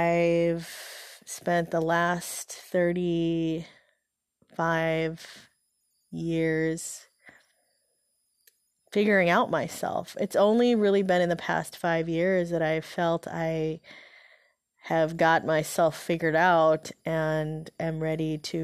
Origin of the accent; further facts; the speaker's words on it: Philippines; born there; You know, I was born in the Philippines, and so my dad, he was in the Peace Corps at the time there